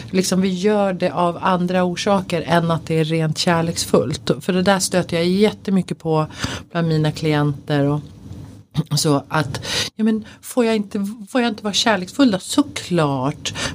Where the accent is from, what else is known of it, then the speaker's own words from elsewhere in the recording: Sweden; jag är en svensk kvinna född i en svensk kultur.